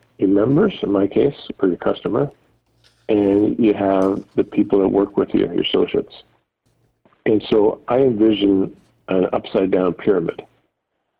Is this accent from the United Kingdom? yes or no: no; London, Ontario, Canada; I'm from London, Ontario